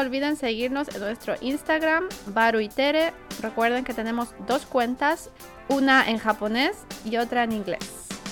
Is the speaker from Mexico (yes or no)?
no; Chile